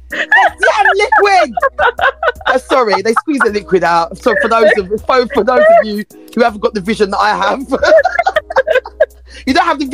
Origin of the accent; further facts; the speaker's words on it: New York, United States; We're from New York.